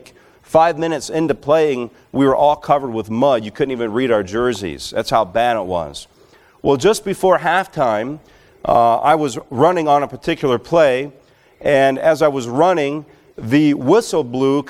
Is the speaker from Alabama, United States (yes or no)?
yes; Alabama, United States; moved away; I grew up in Alabama